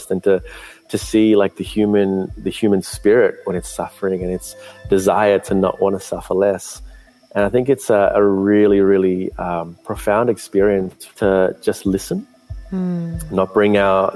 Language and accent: English; Sri Lanka; I was born in Sri Lanka